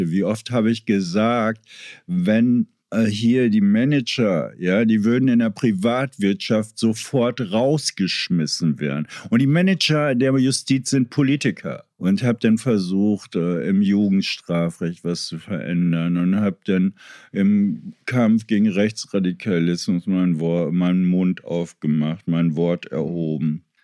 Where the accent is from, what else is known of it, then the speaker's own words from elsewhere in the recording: Berlin, Germany; ich bin ja in Kreuzberg irgendwie groß geworden